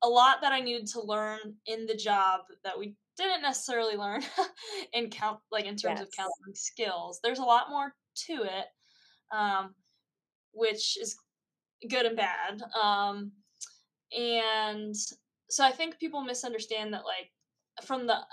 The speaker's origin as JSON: {"language": "English", "region": "Northern Virginia", "country": "United States", "said": "originally I am from Northern Virginia"}